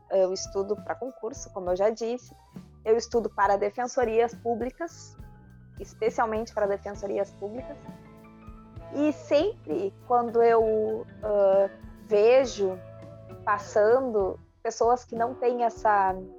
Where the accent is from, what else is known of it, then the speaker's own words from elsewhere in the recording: Rio Grande do Sul, Brazil; eu sou gaúcha